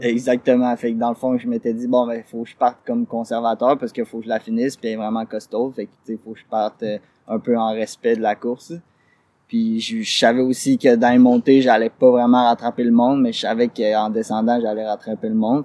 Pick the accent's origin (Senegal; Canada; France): Canada; Quebec; je suis québécois